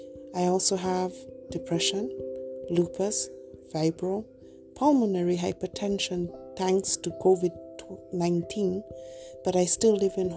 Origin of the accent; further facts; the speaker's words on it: United Kingdom; I'm a British Kenyan who is differently abled